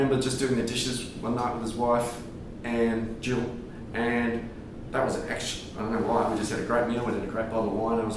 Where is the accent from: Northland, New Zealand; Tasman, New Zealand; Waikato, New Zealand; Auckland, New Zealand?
Northland, New Zealand; Whangarei; moved away as an adult; now in Margaret River, Australia; I'm from a little town called Whangarei in Northland